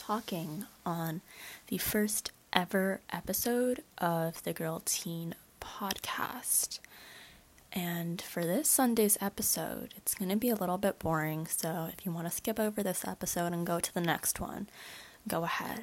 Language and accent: English; Bay Area, California, United States; I was born in California, more specifically in the Bay Area location. Obviously, I'm a basic Bay Area girl, and currently I'm a high school student